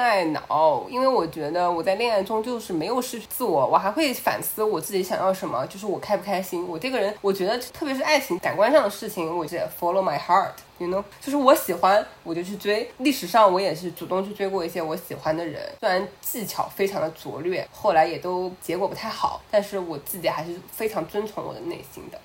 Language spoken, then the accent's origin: Chinese; China; moved away as an adult; 以我从小在中国长大嘛